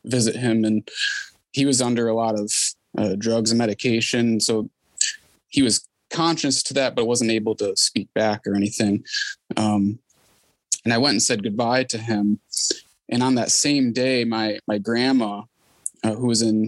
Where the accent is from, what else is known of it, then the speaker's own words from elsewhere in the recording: Detroit, Michigan, United States; now in Ohio, United States; I grew up in the Detroit area and eventually made it out this way